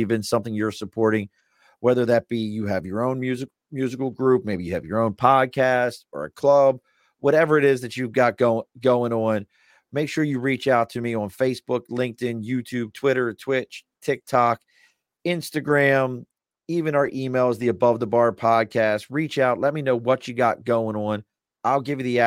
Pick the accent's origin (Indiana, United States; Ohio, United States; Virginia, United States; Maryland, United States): Maryland, United States; Baltimore; moved away; also born or lived in New York; I'm originally from Baltimore